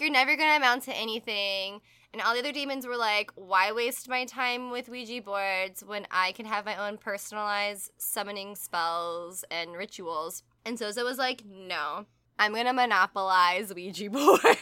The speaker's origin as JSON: {"language": "English", "region": "the South", "country": "United States", "said": "we're from the South"}